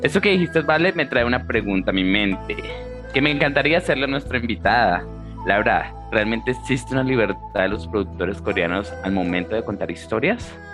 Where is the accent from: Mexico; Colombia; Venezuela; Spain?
Colombia; yo soy de Colombia